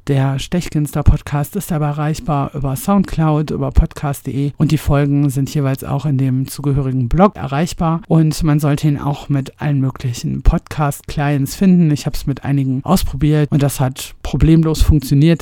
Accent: Ruhr area, North Rhine-Westphalia, Germany; moved away as an adult; now in Bavaria, Germany; Ich stamme ursprünglich aus dem Ruhrpott und wohne jetzt im ja, noch viel schöneren Bayern seit einigen Jahren.

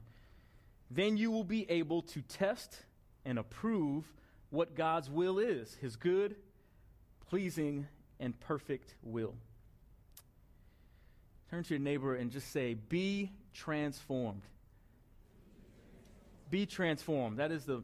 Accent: Bellmore, New York, United States; I grew up in Belmore, New York

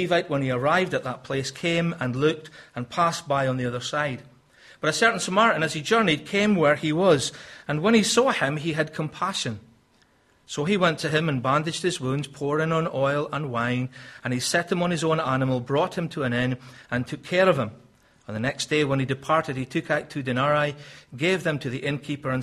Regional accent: Scotland, United Kingdom; moved away; I'm obviously from Scotland

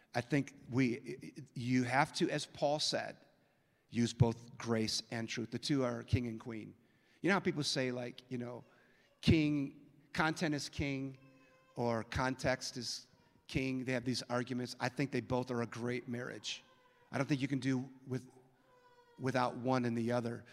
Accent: San Francisco, California, United States; now in Minneapolis, United States; I was born in San Francisco, and I live in Minneapolis

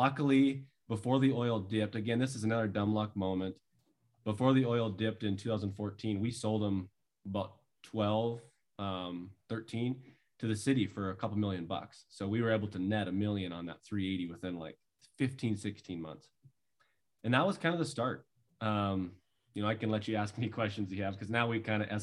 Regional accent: north of Minot, North Dakota, United States; grew up with five siblings. There's six of us on a family farm north of Minot, North Dakota, by the Canadian border.

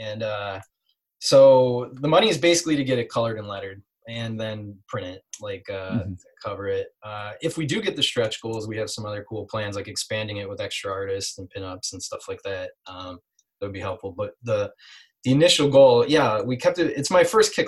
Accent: Midwest, United States; I'm from the Midwest

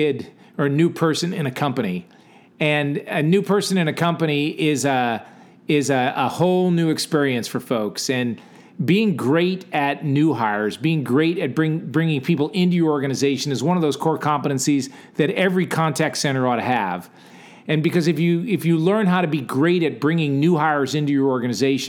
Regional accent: Gales Ferry, Connecticut, United States; In my hometown, when you went from sixth to seventh grade, you went from grammar school, Gales Ferry Grammar School

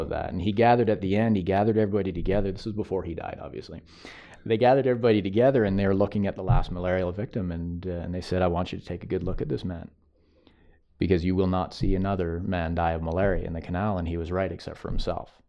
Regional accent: United States; as an American

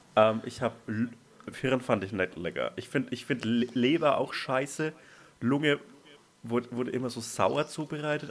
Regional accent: Franconian Switzerland, Franconia, Bavaria, Germany; moved away; da, wo ich herkomme

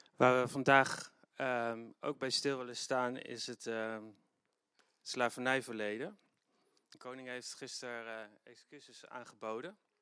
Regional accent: Netherlands; niet alleen als christenen, maar ook als Nederlanders

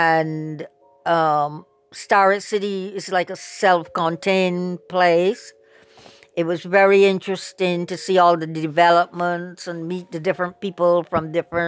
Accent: Barbados; now in United States; I also realized that they still had prejudice in the South. We had never experienced anything like that in Barbados.

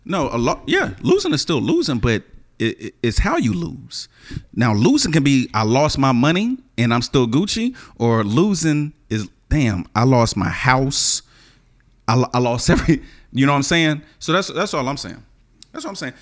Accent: the South, United States; I'm from the South

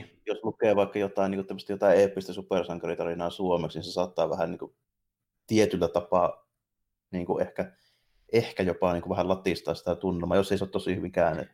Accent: Jyväskylä, Central Finland, Finland; ne tietää mistä kaupungista mä oon kotoisin saman tien, kuin mä avaan

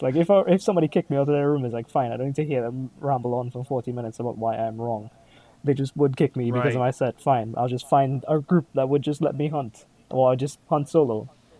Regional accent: Trinidad & Tobago; I'm from Trinidad

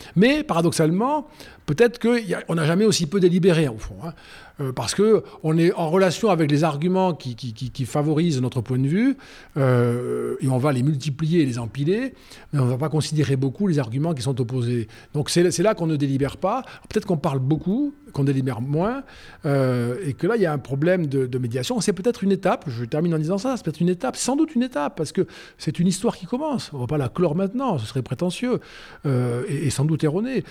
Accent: Rodez, Occitania, France; moi, quand j'étais gamin à Rodez, 25 000 habitants

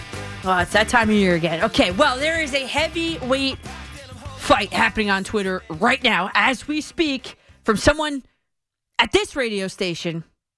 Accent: Dumont, New Jersey, United States; I'm from Dumont.

